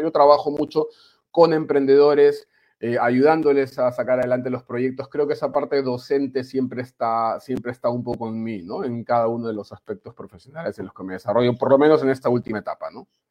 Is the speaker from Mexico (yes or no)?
no; Peru; moved away as an adult; also born or lived in Spain / Panama; now in Valencia, Spain; ha pasado algunos años desde que salí del Perú.